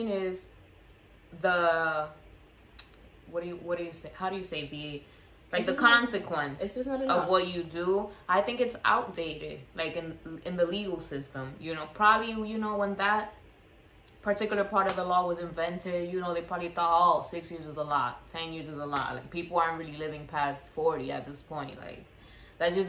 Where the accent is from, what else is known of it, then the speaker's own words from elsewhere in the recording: New York City, New York, United States; we are from the Bronx